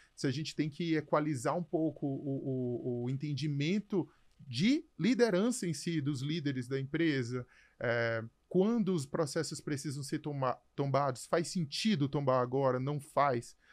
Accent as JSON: {"language": "Portuguese", "town": "São Luís", "region": "Maranhão", "country": "Brazil", "also_born_or_lived": "Canada / Brasília / Mato Grosso / Amazonas", "moved": "as an adult", "said": "Eu sou de São Luís, no Maranhão"}